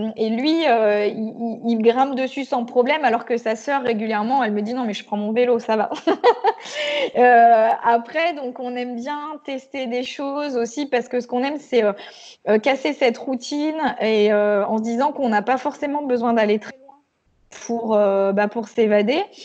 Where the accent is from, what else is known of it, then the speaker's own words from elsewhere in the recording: Picardy, Hauts-de-France, France; now in Auvergne, France; je suis née en Picardie